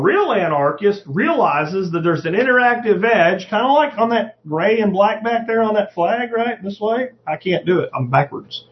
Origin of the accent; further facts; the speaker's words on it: Jacksonville, Florida, United States; I grew up in Jacksonville, Florida in the 80s